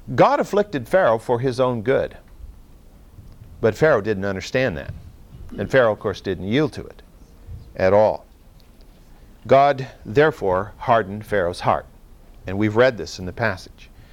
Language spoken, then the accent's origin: English; Central Valley, California, United States; I grew up in the Central Valley